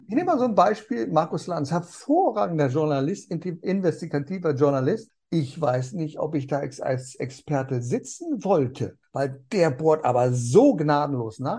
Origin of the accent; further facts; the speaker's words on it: Germany; hier bei uns in Deutschland